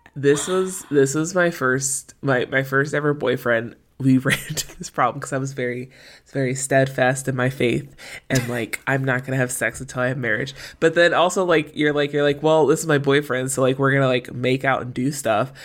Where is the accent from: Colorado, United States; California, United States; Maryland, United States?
Maryland, United States; where we were in Maryland growing up